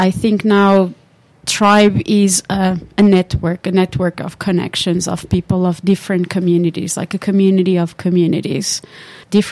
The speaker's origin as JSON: {"language": "English", "country": "Portugal", "also_born_or_lived": "Finland", "moved": "as an adult", "lives_now": "Tampere, Finland", "said": "I come originally from Portugal. I've been in Finland now for 14 years"}